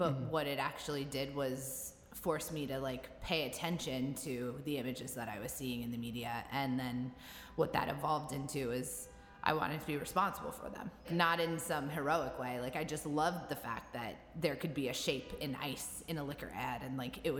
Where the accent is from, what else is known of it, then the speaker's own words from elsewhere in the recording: New York, United States; Because I'm from New York.